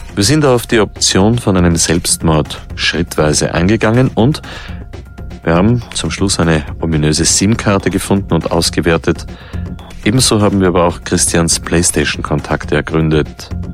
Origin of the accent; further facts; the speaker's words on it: Vienna, Austria; Als Wiener